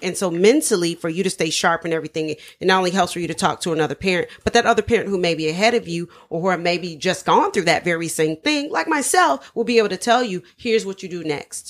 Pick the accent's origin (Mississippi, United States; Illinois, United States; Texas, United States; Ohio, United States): Ohio, United States; Dayton; moved away; I'm from, originally from Ohio. We're all from Dayton, Ohio